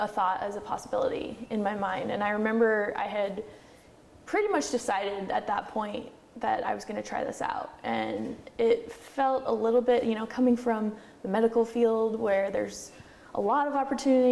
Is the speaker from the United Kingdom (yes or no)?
no; Oregon, United States; also born or lived in Korea; I grew up in Oregon. I hadn't really left Oregon much